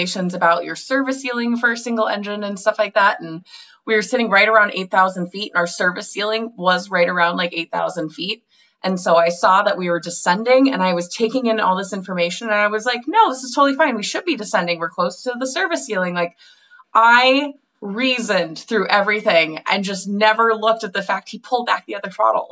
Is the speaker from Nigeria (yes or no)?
no; Minnesota, United States; I grew up in Minnesota